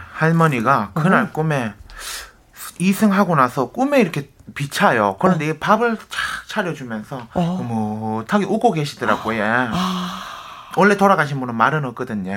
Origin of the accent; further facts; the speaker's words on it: Ulsan, South Korea; moved away; 제 그 고향이 울산 정자거든요.